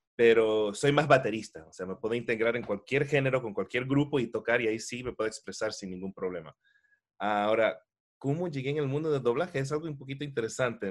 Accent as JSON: {"language": "Spanish", "town": "Miami", "region": "Florida", "country": "United States", "tie": "born or raised there", "said": "Nací nací me crié aquí en Miami, en los Estados Unidos, pero de familia ecuatoriana"}